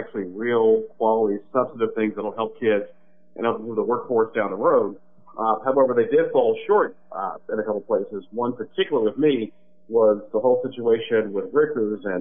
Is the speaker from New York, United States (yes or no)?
no; Illinois, United States; now in Indiana, United States; my home state of Illinois